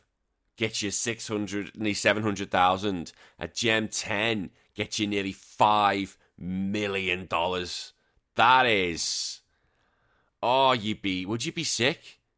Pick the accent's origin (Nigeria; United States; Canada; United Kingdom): Canada; I'm Canadian and my team hasn't played yet, but have already lost the FIFA tour. It's hockey season.